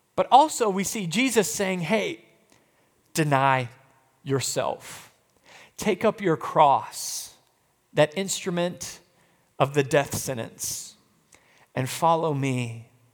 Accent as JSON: {"language": "English", "country": "United States"}